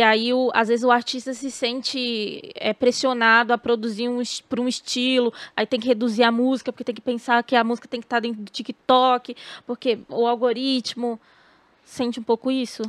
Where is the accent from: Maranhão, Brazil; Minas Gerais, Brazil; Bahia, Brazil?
Bahia, Brazil; sou baiana